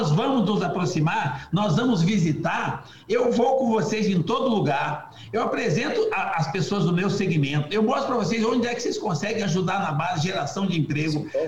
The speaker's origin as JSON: {"language": "Portuguese", "country": "Brazil", "said": "nós somos brasileiros, que nós somos pegada, que nós somos resilientes, que a gente acredita, que não tem para pandemia, para crise A, para crise B."}